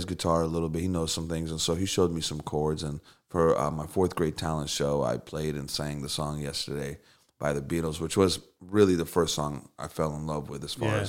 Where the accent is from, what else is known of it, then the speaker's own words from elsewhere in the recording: Moldova; born there; I was born on a cold. No. so I grew up in, I was born in Moldavia, which is right near Ukraine.